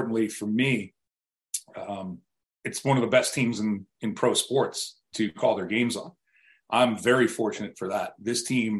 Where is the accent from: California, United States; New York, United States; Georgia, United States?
New York, United States; Buffalo; moved away as an adult; also born or lived in Richmond, Virginia / Raleigh, North Carolina; my hometown in Buffalo